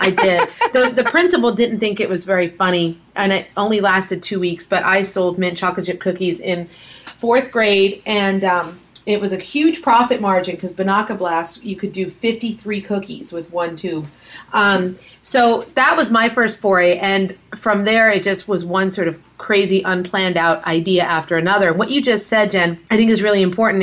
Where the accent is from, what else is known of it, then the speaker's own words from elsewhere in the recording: Los Angeles, California, United States; When I grew up in Los Angeles, I went to a public school